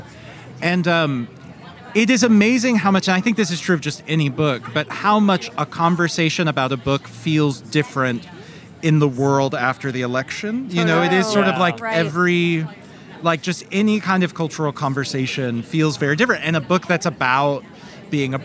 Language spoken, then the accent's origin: English; Kentucky, United States; moved away; also born or lived in Bulgaria